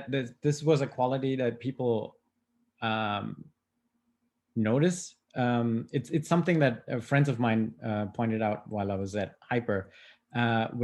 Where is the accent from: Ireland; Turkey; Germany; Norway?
Germany; Schwäbisch Gmünd, Baden-Württemberg; also born or lived in Stockholm, Sweden; my parents are from India, and then, I grew up in Germany